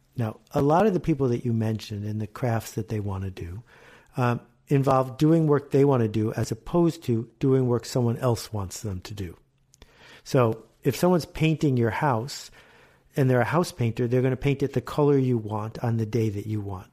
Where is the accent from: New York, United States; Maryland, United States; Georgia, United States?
New York, United States; Buffalo; also born or lived in Canada; I grew up in Buffalo and in Canada